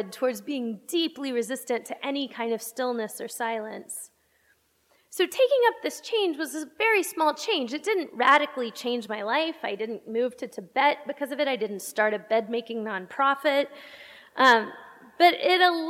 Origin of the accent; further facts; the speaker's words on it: Texas, United States; now in Pittsburgh, United States; I'm from Texas, and so I call myself a Texile because I'm an exile from Texas. And I get homesick.